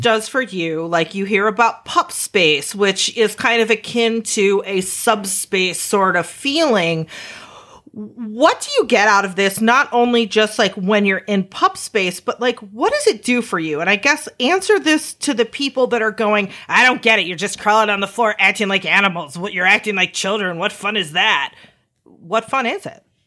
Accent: Chicago, Illinois, United States; we're from Chicago

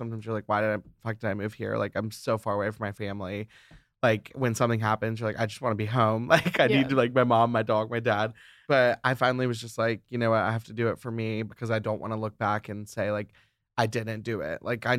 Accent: Alabama, United States; now in Atlanta, United States; Cause I grew up in Alabama, went to college in Alabama, and then moved to Atlanta. So I've always been like Southern boy

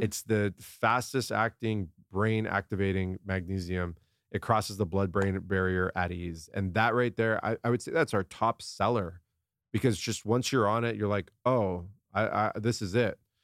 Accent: San Diego, California, United States; I grew up in La Jolla, down in San Diego.

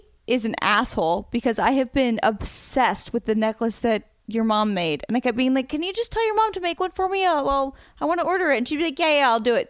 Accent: Oregon, United States; I'm from Oregon.

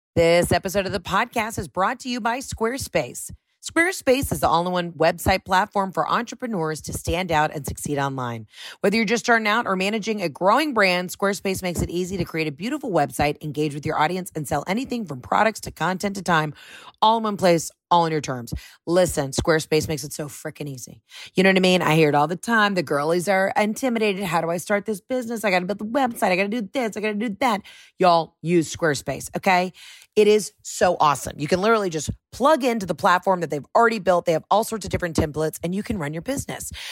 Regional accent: the South, United States; I'm a gal from the South

